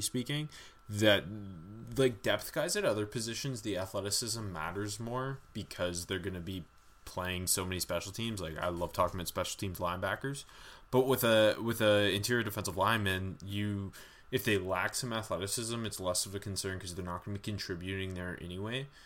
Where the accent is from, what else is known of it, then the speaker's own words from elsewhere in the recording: Canada; we are Canadian